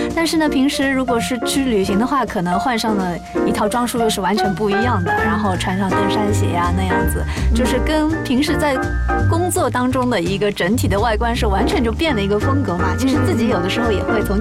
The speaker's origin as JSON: {"language": "Chinese", "region": "Shanghai", "country": "China", "tie": "born or raised there", "said": "因为我从小是上海长大的嘛"}